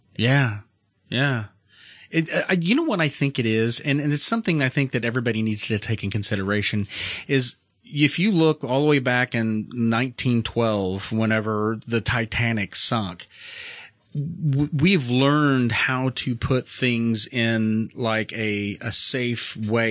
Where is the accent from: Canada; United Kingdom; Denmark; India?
Canada; I come from Canada